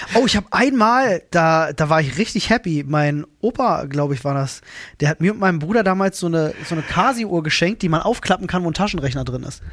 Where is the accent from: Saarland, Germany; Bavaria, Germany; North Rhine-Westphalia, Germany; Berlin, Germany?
Berlin, Germany; ich hab ja selber keinen Führerschein als, als Berliner